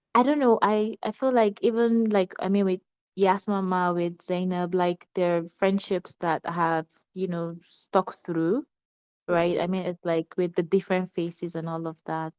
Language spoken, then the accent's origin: English; Lagos, Nigeria; also born or lived in Kaduna / Kogi State; I was born in Kaduna. Mm-hmm. I grew up in Lagos. I'm from Kogi State.